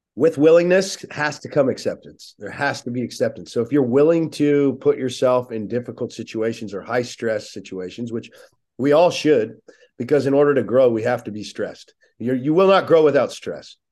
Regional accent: Oceanside, California, United States; I grew up in Oceanside, California

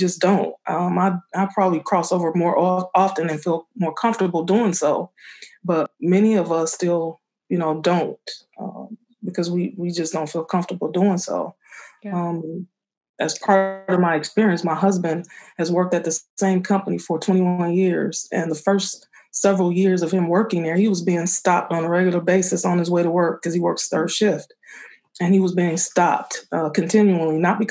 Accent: Benton Harbor, Michigan, United States; I grew up in Benton Harbor.

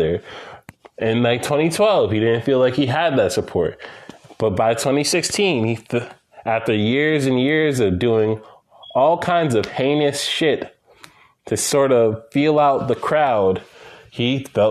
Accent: Guyana; my home country of Guyana

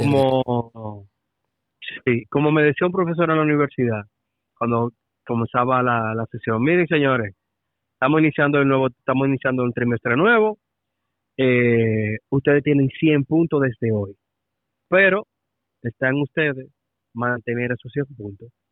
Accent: Dominican Republic; como dominicano

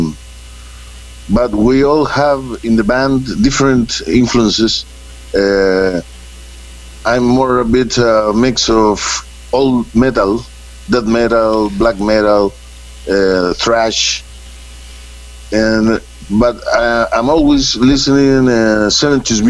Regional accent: Santiago, Santiago Metropolitan Region, Chile; English is a second language; we are from Chile. This is the last place in the planet where this country just almost touched Antarctica, the South Pole of the world. And we are from the capital city, Santiago, and we grow up in a society

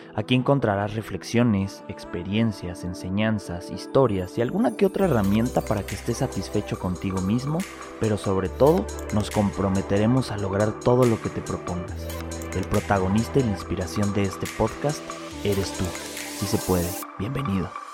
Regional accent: Mexico; tú y yo somos de México

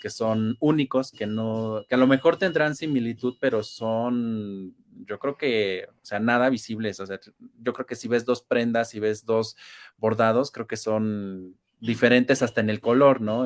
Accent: Mexico; nosotros como mexicanos

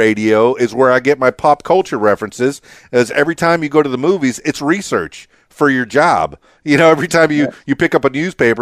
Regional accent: Miami, Florida, United States; my hometown, Miami

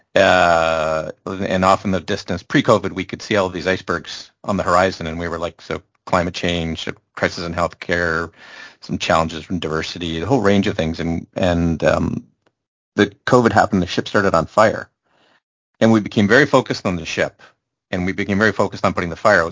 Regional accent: Canada; from a Canadian perspective

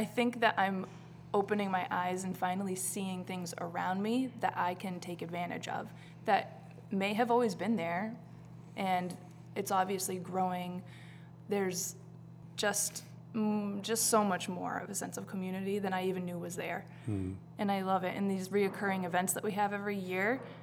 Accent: New Hampshire, United States; moved away as an adult; now in Salem, United States; I come from New Hampshire. I grew up on a farm in a really small town.

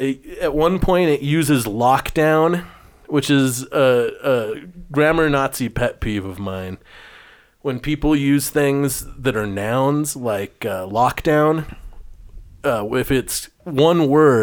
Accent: New Jersey, United States; I'm one of you, even though I'm from New Jersey.

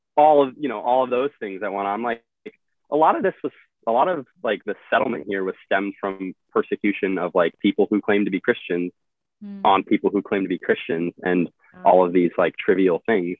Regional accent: Midwest, United States; moved away as an adult; also born or lived in Illinois; now in Arizona, United States; the culture I grew up in in the Midwest

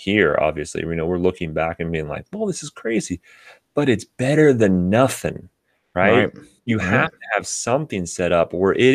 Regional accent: Western Pennsylvania, United States; moved away; I'm originally from Western Pennsylvania.

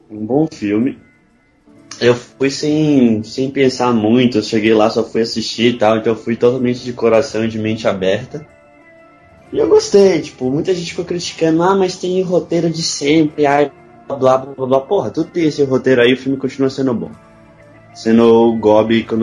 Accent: Bahia, Brazil

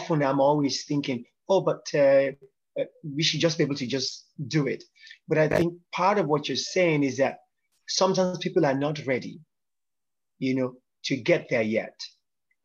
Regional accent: Nigeria; I'm Yoruba from Nigeria, West Africa

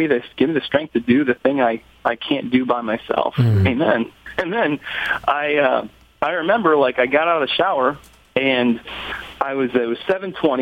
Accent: Columbus, Ohio, United States; I'm from Columbus, Ohio

